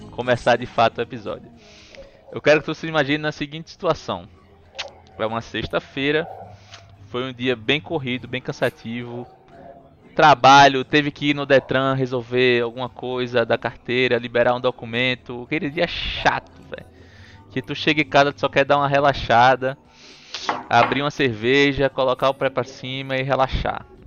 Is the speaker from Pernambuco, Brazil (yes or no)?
yes; Recife, Pernambuco, Brazil